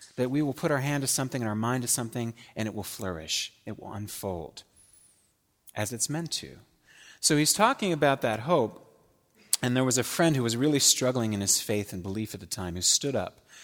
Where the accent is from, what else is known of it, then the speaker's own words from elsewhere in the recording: Pittsburgh, Pennsylvania, United States; moved away; I grew up in Pittsburgh in the seventies